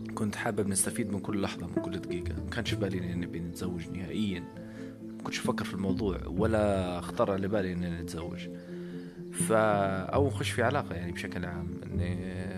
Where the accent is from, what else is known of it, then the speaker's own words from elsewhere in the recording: Libya; انا كشاب ليبي